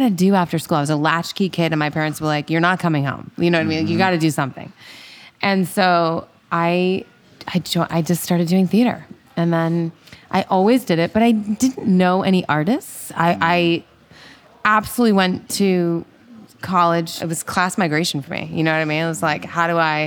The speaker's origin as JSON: {"language": "English", "town": "Pittsfield", "region": "Massachusetts", "country": "United States", "tie": "born or raised there", "said": "I grew up in Pittsfield, which is in the center of the Berkshires"}